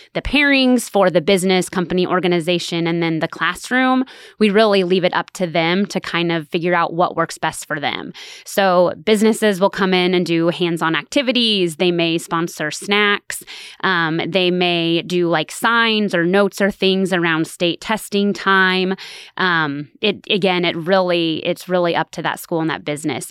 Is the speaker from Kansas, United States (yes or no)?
yes; Stafford, Kansas, United States; moved away as an adult; also born or lived in Salina, Kansas; now in Manhattan, Kansas, United States; I'm originally from Stafford, Kansas, which is a really small farming community